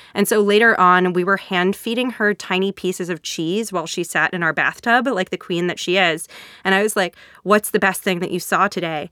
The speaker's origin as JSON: {"language": "English", "country": "United States", "tie": "born or raised there", "also_born_or_lived": "Boston, Massachusetts / Hartford, Connecticut", "accent": "regional accent", "said": "I grew up in Boston and in Hartford, Connecticut"}